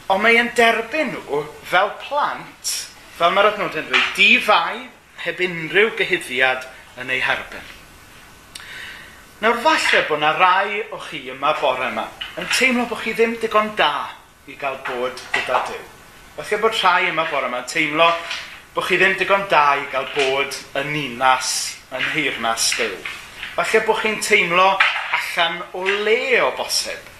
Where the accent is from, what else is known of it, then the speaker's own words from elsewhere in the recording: Gomes Coch, Wales, United Kingdom; now in Caernarfon, United Kingdom; dwi'n dod o Gomes Coch ac yn byw yng Nghernarfon.